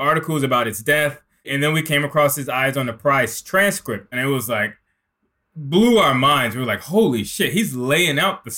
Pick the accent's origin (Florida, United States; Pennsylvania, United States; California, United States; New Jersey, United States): New Jersey, United States; Newark; We're from Newark. So we're Northeast kids